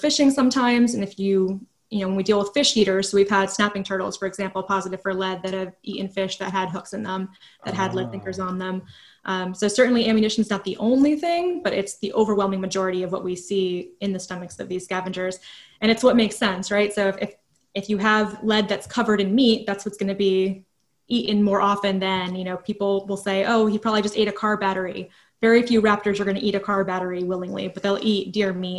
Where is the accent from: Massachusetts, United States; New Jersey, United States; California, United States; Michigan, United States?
New Jersey, United States; moved away as an adult; now in Virginia, United States; I'm not from here or anything. I'm originally from New Jersey. So it was my first time living in Virginia, and I pretty much just moved here for the job